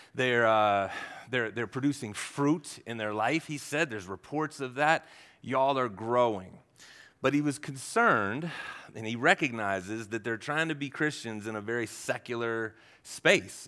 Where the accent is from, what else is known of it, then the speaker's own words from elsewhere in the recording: Ohio, United States; I'm from Ohio. Yeah, we don't do altitude in Ohio.